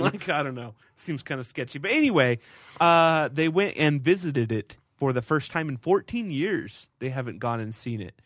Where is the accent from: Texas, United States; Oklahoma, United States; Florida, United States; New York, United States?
Texas, United States; I grew up in Texas